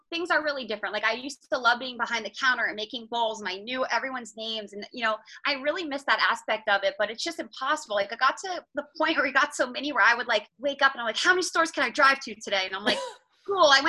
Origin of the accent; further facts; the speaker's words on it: New Jersey, United States; I'm from New Jersey.